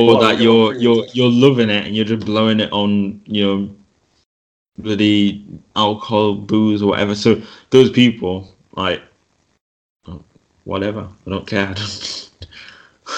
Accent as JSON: {"language": "English", "country": "United Kingdom", "said": "I'm actually a British student"}